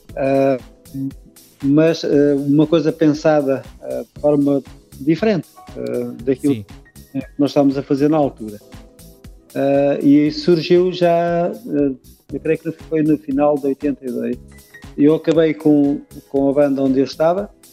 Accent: Leiria, Centro, Portugal; Nós somos de Leiria

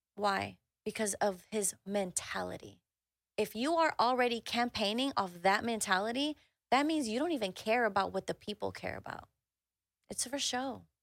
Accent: Houston, Texas, United States; I grew up in the Southwest side of Houston

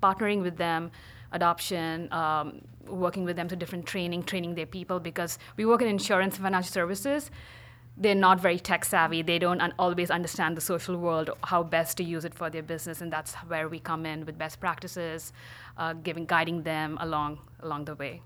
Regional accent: India; moved away as an adult; also born or lived in Pittsburgh / New York; now in San Francisco, United States; originally from India. I moved to the States um, almost 11 years coming up.

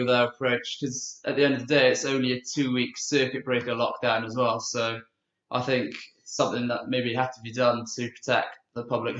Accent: Swansea, Wales, United Kingdom; moved away as an adult; now in Birmingham, United Kingdom; I'm from Swansea and I'm a first year law student.

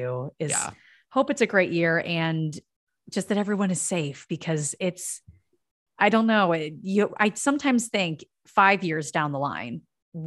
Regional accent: Pennsylvania, United States; moved away; I'm from Pennsylvania.

